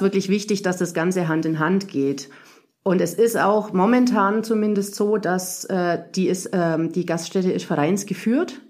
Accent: Burgau, Bavaria, Germany; moved away as an adult; ich komme aus Burgau im Schwabenland sozusagen, knapp an der baden württembergischen Grenze, aber noch Bayern. Ähm, ja, ich bin da aufgewachsen

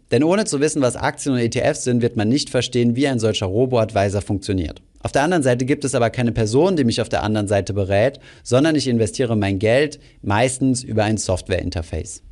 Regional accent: Germany; bei uns in Deutschland

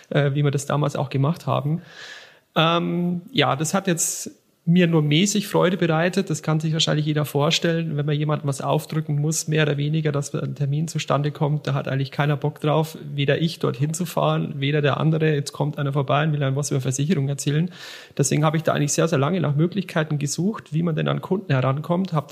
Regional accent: Bavaria, Germany; born there; Komme gebürtig aus der Region von Ingolstadt und habe dort mal eine Sparkasse, äh, eine Lehre zum Bankkaufmann gemacht bei der Sparkasse Ingolstadt-Eichstätt

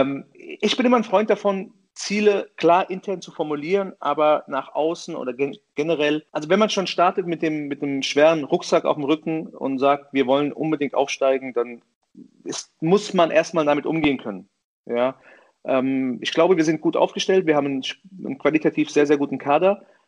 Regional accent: Offenbach am Main, Hesse, Germany; ich bin selbst in Offenbach geboren

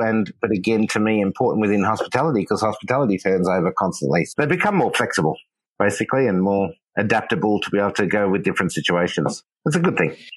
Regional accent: Australia; moved away; I'm Australian from Australia

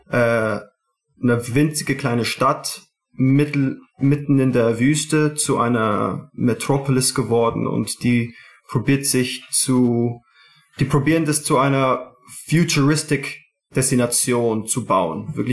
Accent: Dubai, United Arab Emirates; Ich bin eigentlich in Dubai geboren, meine Schwester in Saudi vor mir. Und ähm, da habe ich auch viele Jahre in meiner Jugend auch dort verbracht

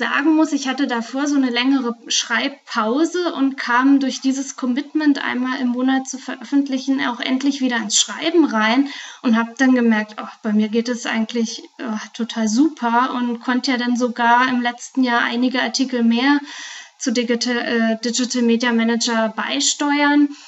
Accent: Brandenburg, Germany; now in Frankfurt am Main, Germany; Und ja, ganz ursprünglich komme ich äh, ganz aus der Nähe von Potsdam und habe in Berlin internationale BWL studiert

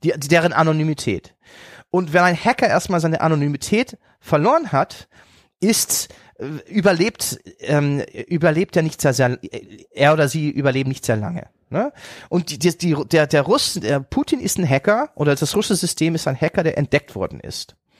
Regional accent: Germany; deswegen liebe ich Deutschland, man ist auch meine Heimat

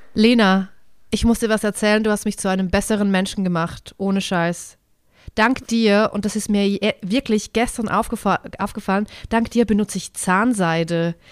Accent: Switzerland; Also wir sind ja eine direkte Demokratie

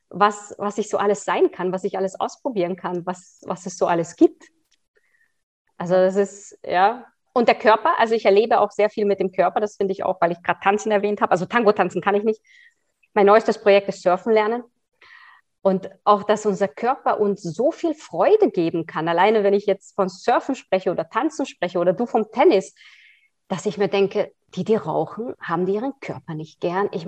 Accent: Hungary; born there; also born or lived in Austria; Ich bin zwar Österreicherin, aber ich bin gebürtige Ungarin. Ich habe in vielen Ländern gelebt.

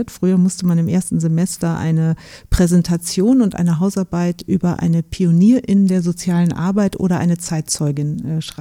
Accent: Rhineland, Germany; ich bin auch Österreicherin, aber im Rheinland aufgewachsen und sozialisiert, das bringt mich zurück zu meinen Wurzeln

